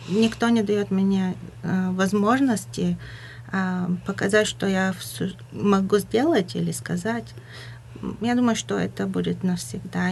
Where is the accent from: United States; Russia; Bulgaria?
Bulgaria; Russian is a second language; moved away; я говорю по-русски, но я не из России, а болгаркой